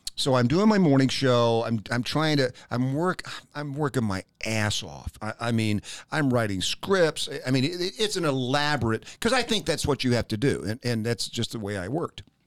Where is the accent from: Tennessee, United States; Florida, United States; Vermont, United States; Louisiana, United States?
Tennessee, United States; Knoxville; moved away as an adult; also born or lived in Richmond, Virginia / Pittsburgh, Pennsylvania / Charlotte, North Carolina; now in Lee's Summit, United States; I grew up in Knoxville, Tennessee